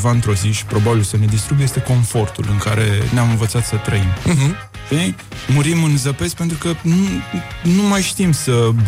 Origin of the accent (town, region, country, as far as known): Buzău County, Romania